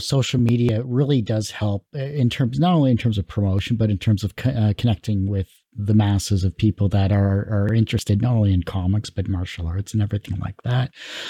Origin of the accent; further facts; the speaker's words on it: Canada; Growing up in Canada for myself, it was a lot of CBC and shows along that line